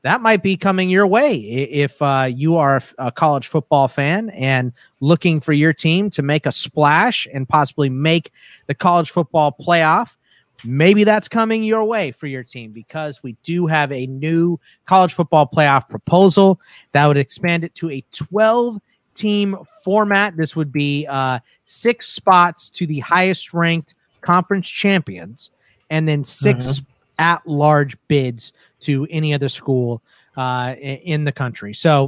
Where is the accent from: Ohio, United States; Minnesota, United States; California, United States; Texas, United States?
Texas, United States; Houston; now in Arizona, United States; I'm originally from Houston and that like I bring from my Texas roots, I bring the Rockets and the Longhorns. So my dad's whole side of the family is from Pittsburgh. And when my parents got divorced, we moved here to Arizona.